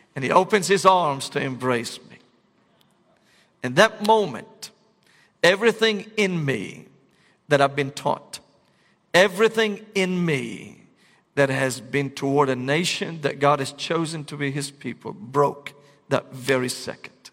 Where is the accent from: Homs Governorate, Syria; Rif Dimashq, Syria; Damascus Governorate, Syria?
Damascus Governorate, Syria; Damascus; moved away; I was born and raised in Damascus, Syria.